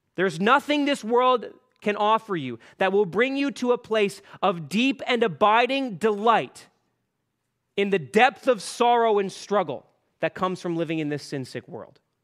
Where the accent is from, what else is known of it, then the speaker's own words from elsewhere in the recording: Canada; Canadian Christians